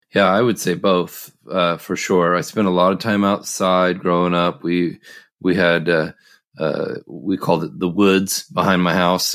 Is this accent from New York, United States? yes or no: no; Oregon, United States; I grew up in the Northwest, uh, in Oregon